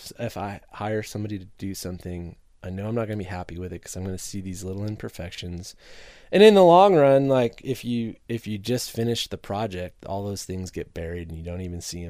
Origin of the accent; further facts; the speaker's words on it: Illinois, United States; now in Milwaukee, United States; I grew up in Northern Illinois, not far from Milwaukee. It was an easy move for me.